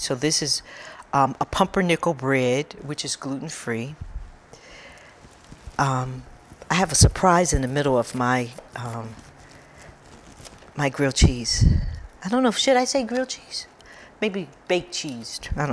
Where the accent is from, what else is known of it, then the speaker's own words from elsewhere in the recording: Detroit, Michigan, United States; I grew up in Detroit